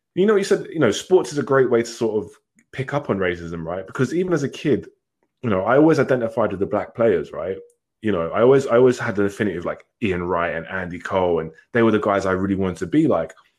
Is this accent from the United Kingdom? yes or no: yes; England, United Kingdom; I was born in England. I grew up in England